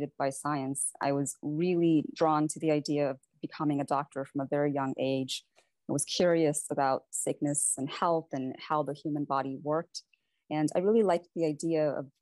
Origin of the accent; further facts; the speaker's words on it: Valparaiso, Indiana, United States; also born or lived in Varanasi, India; I actually grew up in Valparaiso, Indiana, and it's a small town